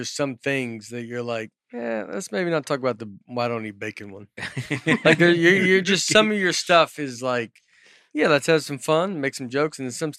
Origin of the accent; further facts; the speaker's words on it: Northern US, United States; accent: northern; My first day, she asked my name, and I said, … is my northern, in my northern accent.